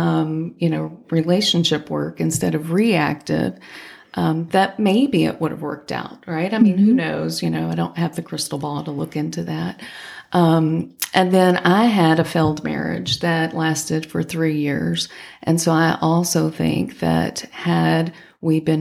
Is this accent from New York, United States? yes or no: no; Henderson, Kentucky, United States; I grew up in Henderson, Kentucky, which is just 100 miles away from, you know, Clarksville